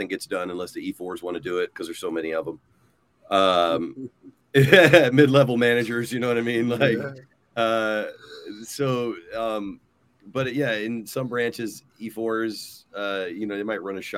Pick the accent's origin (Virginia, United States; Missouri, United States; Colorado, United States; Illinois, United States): Virginia, United States; I'm from Virginia